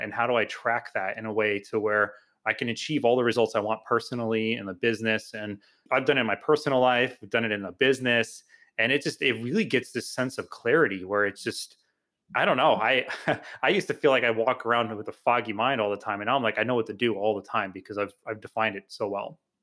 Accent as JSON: {"language": "English", "town": "Homosassa", "region": "Florida", "country": "United States", "tie": "born or raised there", "also_born_or_lived": "New Jersey", "said": "I grew up in a small town called Homosassa, Florida."}